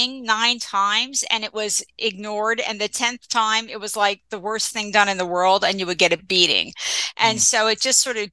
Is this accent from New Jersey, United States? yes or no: yes; New Jersey, United States; also born or lived in Philadelphia; I grew up in Central Jersey